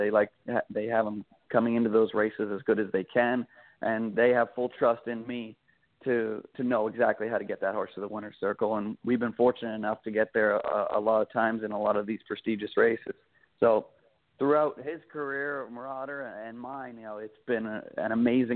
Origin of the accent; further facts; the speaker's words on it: Canada; moved away; I'm from Canada, and I drove a bit for them. I drove a bit for them back home